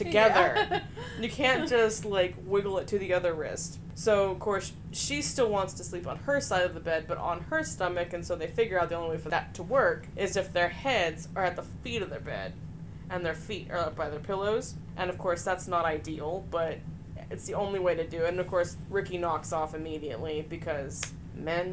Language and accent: English; California, United States; I'm from California